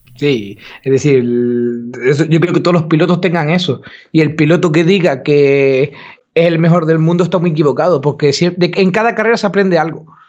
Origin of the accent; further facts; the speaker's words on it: Gran Canaria, Canary Islands, Spain; now in Sweden; nosotros somos de Gran Canaria